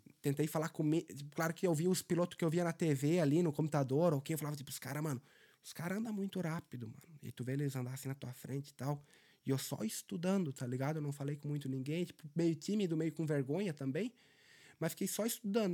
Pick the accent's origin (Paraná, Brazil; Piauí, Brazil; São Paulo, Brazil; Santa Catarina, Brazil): Santa Catarina, Brazil; Benedito Novo; moved away as an adult; now in Dublin, Ireland; Eu saí de uma cidade de 12, é né, Benedito Novo, 12 mil habitantes.